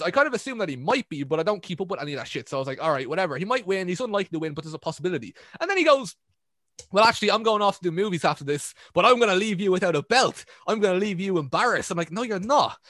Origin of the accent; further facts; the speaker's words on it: Ireland; I'm Irish